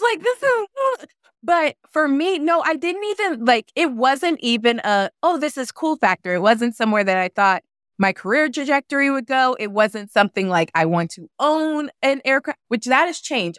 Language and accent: English; Kansas City, United States; moved away as an adult; also born or lived in Missouri; now in Phoenix, United States; I grew up in Kansas City on the Missouri and the Kansas side, so I lived in both states